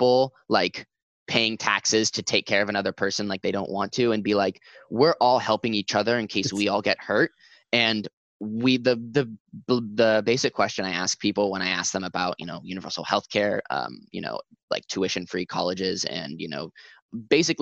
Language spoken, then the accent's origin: English; Central Point, Oregon, United States; also born or lived in Medford, Oregon; And I'm from Medford. I'm from Central Point.